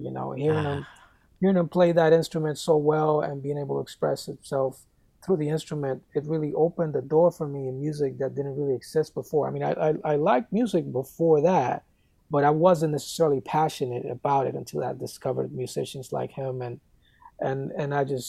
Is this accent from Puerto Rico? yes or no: yes; San Juan, Puerto Rico; moved away as an adult; now in United States; I grew up in San Juan, Puerto Rico. I lived there pretty much until I was 19 years old and ended up moving to the United States to go to college